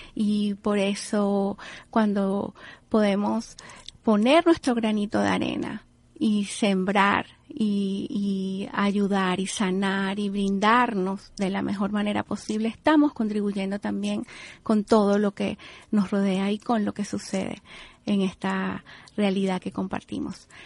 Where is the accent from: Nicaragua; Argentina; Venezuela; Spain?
Venezuela; now in Miami, United States; Yo como venezolana no puedo abstraerme porque esté aquí en, en el sur de la Florida, aquí en Miami